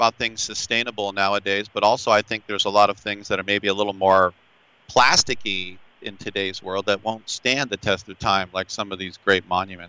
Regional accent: Richmond, California, United States; I was born in Richmond, California.

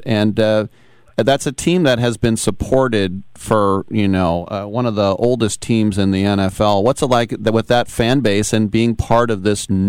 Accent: Oakland, California, United States; Growing up in Oakland as a kid

